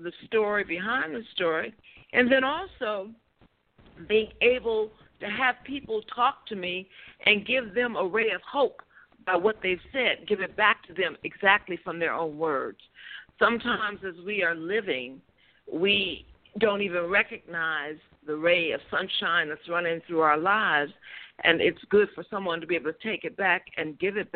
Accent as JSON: {"language": "English", "town": "Chicago", "region": "Illinois", "country": "United States", "said": "I'm from Chicago"}